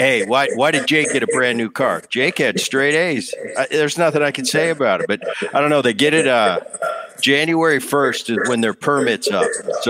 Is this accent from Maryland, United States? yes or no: no; Philadelphia, Pennsylvania, United States; I grew up in Philly.